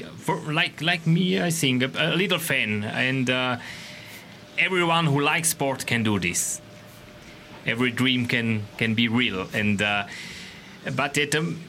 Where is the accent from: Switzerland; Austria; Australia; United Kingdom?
Switzerland; English is a second language; I'm Swiss. I'm from Switzerland